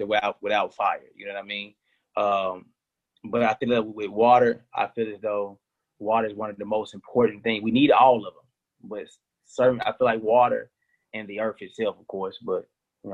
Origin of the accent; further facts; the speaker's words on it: Memphis, Tennessee, United States; I'm from the hood and I'm from Memphis, Tennessee